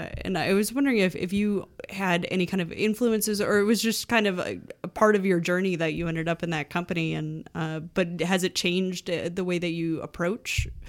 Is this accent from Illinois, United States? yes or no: yes; Chicago, Illinois, United States; I'm from Chicago.